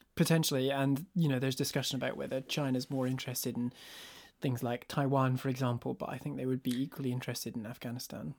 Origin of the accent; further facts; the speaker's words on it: northeast Scotland, United Kingdom; I grew up in a rural village in northeast Scotland.